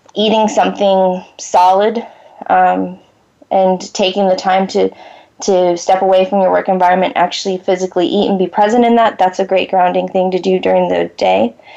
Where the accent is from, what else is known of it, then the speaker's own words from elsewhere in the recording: Florida, United States; moved away; I I grew up in Florida